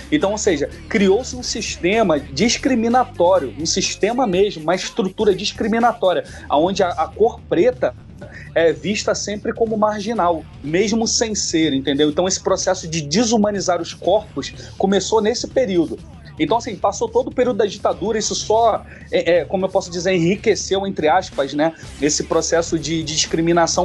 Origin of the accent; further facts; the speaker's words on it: Rio de Janeiro, Brazil; also born or lived in Campo Grande, Rio de Janeiro / Vargem Grande, Rio de Janeiro; Eu cresci na região ali de Vargem Grande, Vargem Pequena, meus, meus familiares eram dali. Então, mais ou menos com 12, anos eu fui para Campo Grande